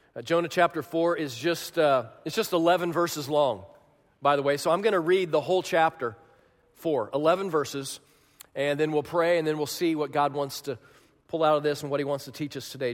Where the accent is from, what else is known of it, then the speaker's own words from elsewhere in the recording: Kansas, United States; moved away as an adult; also born or lived in Chicago, Illinois; my house in Manhattan, Kansas, they call it the Little Apple